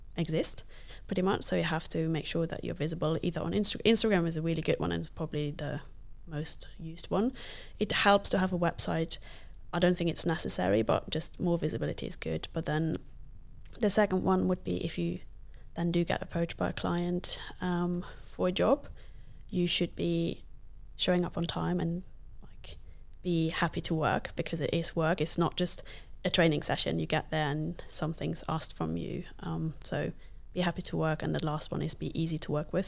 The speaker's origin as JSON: {"language": "English", "country": "Luxembourg", "tie": "born or raised there", "first_language": "Luxembourgish", "second_language": "English", "moved": "yes", "lives_now": "United Kingdom", "said": "I did not grow up in the U K. Um, I'm from Luxembourg, which is, like, one of the smallest countries in the world. And I grew up speaking a language that not very many people speak"}